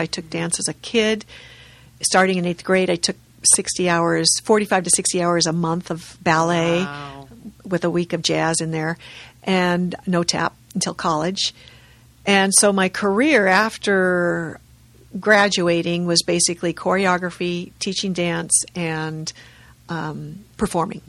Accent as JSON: {"language": "English", "town": "La Cañada Flintridge", "region": "California", "country": "United States", "tie": "born or raised there", "said": "I grew up in La Cañada, which is kind of I don't know if it's east or west, but it's next to Pasadena"}